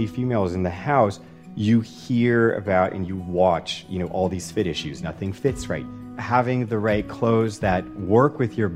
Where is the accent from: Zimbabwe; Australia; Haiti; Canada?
Canada; I'm a Canadian designer and my brand is proudly made right here in Canada